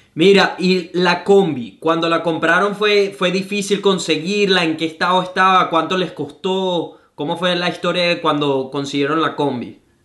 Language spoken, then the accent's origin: Spanish; Venezuela; now in Gold Coast, Australia